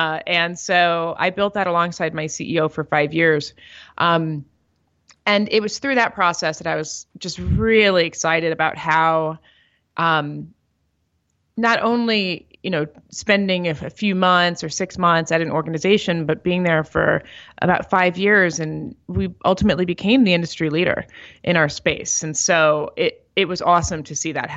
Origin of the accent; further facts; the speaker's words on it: St. Louis, Missouri, United States; also born or lived in Miami, Florida / New York; now in Denver, United States; I grew up in St. Louis, Missouri